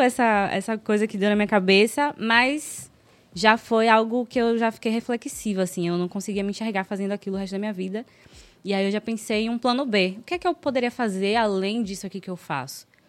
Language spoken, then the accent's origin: Portuguese; Salvador, Bahia, Brazil; Sou daqui de Salvador, sou de Pau da Lima